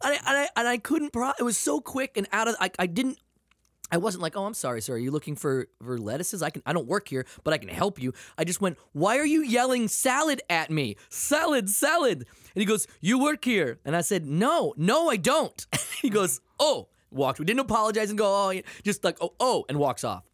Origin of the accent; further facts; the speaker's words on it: Maine, United States; also born or lived in Portland, Maine; now in California, United States; I'm from Maine.